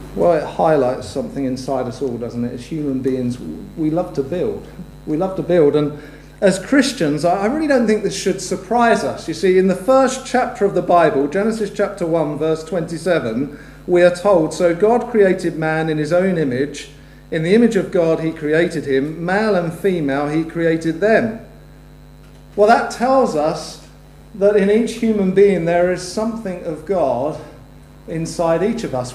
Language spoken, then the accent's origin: English; United Kingdom; we're both British citizens